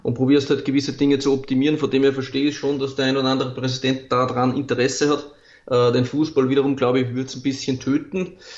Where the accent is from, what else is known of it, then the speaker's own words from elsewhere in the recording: Austria; bei uns in Österreich